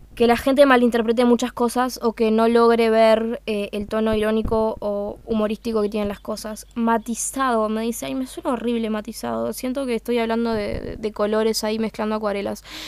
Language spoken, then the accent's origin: Spanish; Uruguay; accent: Uruguayan (English); mi inglés es uruguayo.